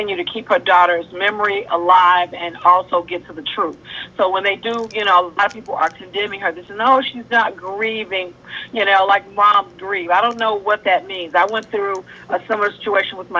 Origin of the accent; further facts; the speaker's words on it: Chicago, Illinois, United States; I'm from Chicago